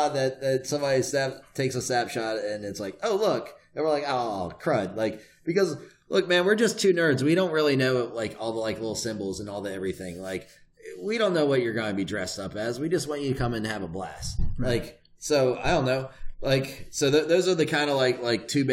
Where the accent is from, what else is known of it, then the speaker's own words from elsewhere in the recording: Richmond, Virginia, United States; I come from Virginia, which has like a big history of like of really backwards race relations